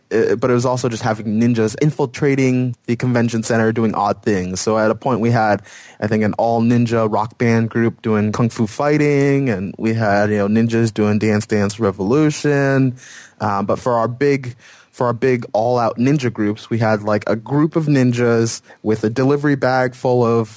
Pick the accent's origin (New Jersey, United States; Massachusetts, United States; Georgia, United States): Massachusetts, United States; north of Boston; I'm originally from Massachusetts, north of Boston